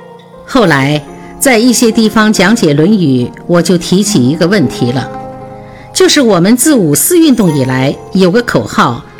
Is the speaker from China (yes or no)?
yes; China; 这是我们中国历史非常重要的关键。身为中国人，这个历史关键是应该知道的。